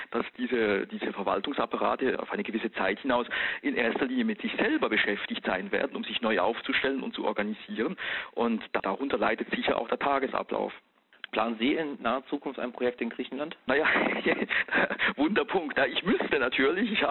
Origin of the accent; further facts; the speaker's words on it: Switzerland; ich bin ja Schweizer Staatsbürger von Haus aus, ne?